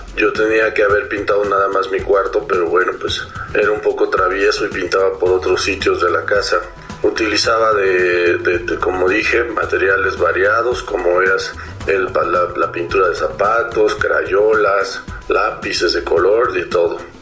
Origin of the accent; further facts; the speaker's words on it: Mexico City, Mexico; soy artista plástico de la Ciudad de México